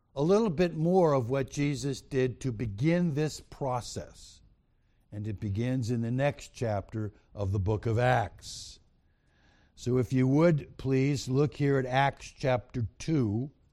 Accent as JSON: {"language": "English", "region": "New York", "country": "United States", "tie": "born or raised there", "said": "I was born in New York"}